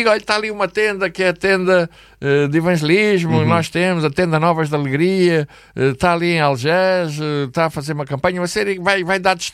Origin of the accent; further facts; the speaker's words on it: Angola; now in Portugal; Eu vim de Angola, a minha mulher, por exemplo, veio de Moçambique